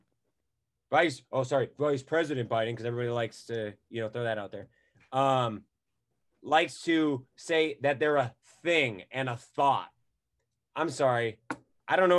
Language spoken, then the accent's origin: English; Wisconsin, United States; Wisconsin, that's my home state.